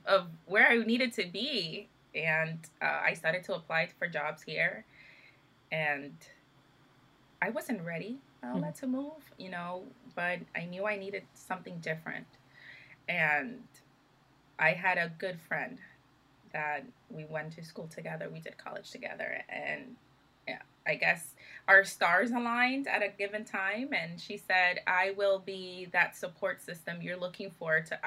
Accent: New York City, New York, United States; moved away as an adult; also born or lived in Dominican Republic; I moved to the state of New York at the age of four or five. I'm a Brooklyn girl. And that was the, you know, my childhood.

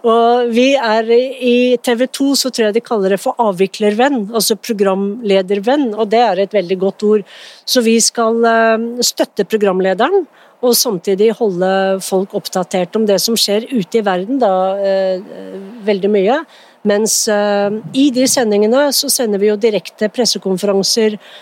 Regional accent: Norway; jeg er født i Norge

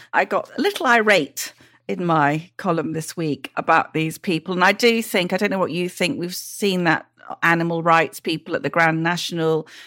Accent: Welsh, Wales, United Kingdom; I'm Welsh

